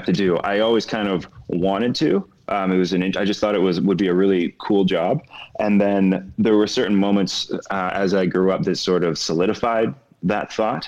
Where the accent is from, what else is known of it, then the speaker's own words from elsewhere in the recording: North Vancouver, British Columbia, Canada; also born or lived in Scarborough, Ontario; I was born in Scarborough, Ontario. And then when I was really young, my parents moved to North Vancouver, in BC, Canada. And so that's where I grew up.